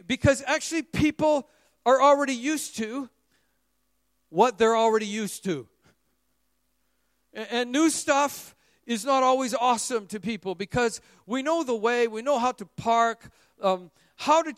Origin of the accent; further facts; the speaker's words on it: Vancouver, British Columbia, Canada; moved away as an adult; now in Singapore; Emmanuel Baptist Church in Vancouver